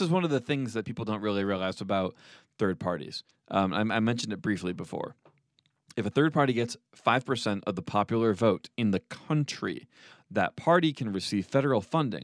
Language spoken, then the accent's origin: English; New York City, New York, United States; moved away; I'm from New York City